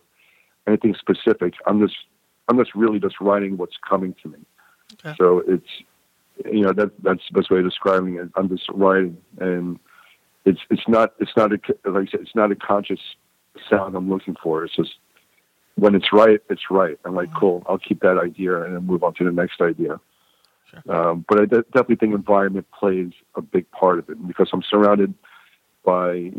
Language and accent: English; New York, United States; moved away as an adult; also born or lived in California; now in Muscle Shoals, United States; I'm a New Yorker first